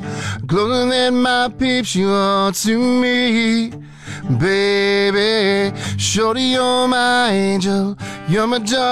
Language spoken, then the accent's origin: English; Newfoundland and Labrador, Canada; now in Fort McMurray, Canada; I am from Newfoundland